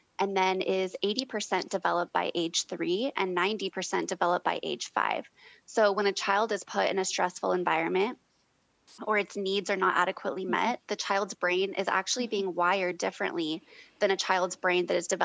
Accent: Long Beach, California, United States; And I was also born and raised in North Long Beach.

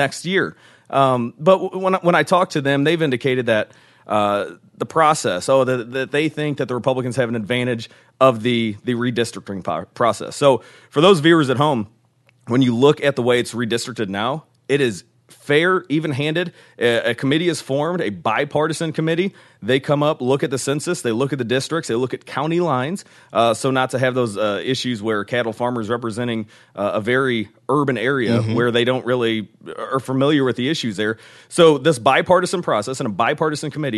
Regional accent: Ferguson, Missouri, United States; also born or lived in Fayette, Missouri; I grew up in Ferguson, Missouri, have always had a farm in Fayette, Missouri

